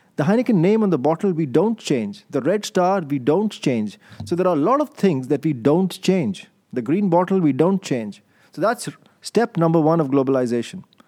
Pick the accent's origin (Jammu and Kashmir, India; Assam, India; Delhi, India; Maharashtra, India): Delhi, India; moved away as an adult; also born or lived in London; now in Amsterdam, Netherlands; my upbringing is in India. I'm in, I'm, I'm born Indian. I was born in Delhi to Indian parents. And then I did my M B A there